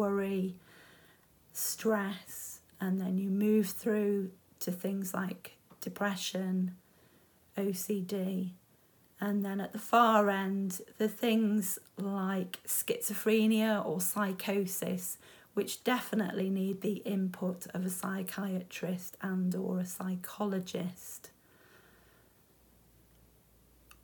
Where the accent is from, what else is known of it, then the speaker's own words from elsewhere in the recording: United Kingdom; we're British